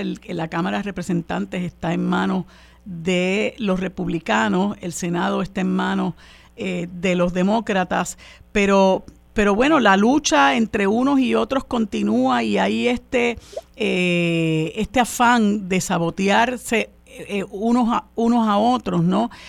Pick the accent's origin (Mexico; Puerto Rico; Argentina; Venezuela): Puerto Rico; nosotros los puertorriqueños y puertorriqueñas